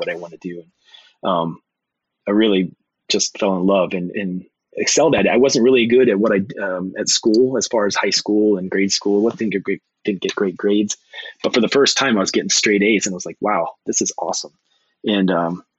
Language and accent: English; Suffield, Ohio, United States; I grew up in small town Ohio, Suffield, Ohio